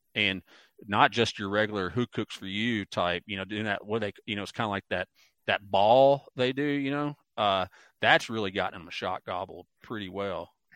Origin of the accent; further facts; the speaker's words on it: Mississippi Delta, United States; also born or lived in southern Ohio; now in Ohio, United States; I grew up in the Mississippi Delta